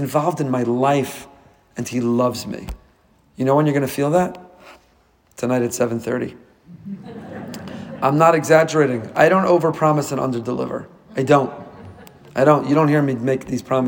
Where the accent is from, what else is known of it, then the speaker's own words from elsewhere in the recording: Teaneck, New Jersey, United States; moved away as an adult; now in Boca Raton, United States; I grew up with him in Teaneck